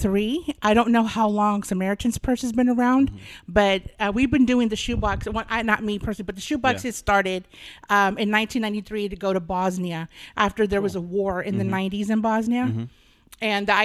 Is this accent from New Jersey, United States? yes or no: no; Texas, United States; South Texas. But I don't do sweet tea.